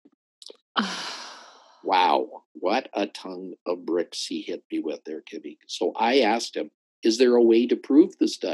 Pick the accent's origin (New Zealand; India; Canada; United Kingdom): Canada; Calgary, Alberta; I grew up in Calgary